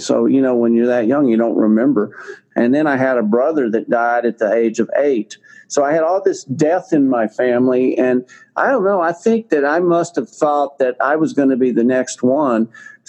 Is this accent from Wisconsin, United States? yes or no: no; Texas, United States; accent: Texas drawl; I am a Texan. You can probably tell from my little bit of my Texas drawl that I've got left, but I was living in Texas and north of Houston, Texas